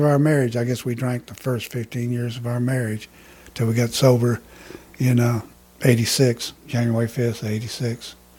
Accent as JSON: {"language": "English", "town": "Roswell", "region": "New Mexico", "country": "United States", "tie": "born there", "also_born_or_lived": "Texas / Clovis", "said": "Well, I was born in Roswell, New Mexico. Of course, my dad was in the Air Force, so I'm an alien. I'm just passing through."}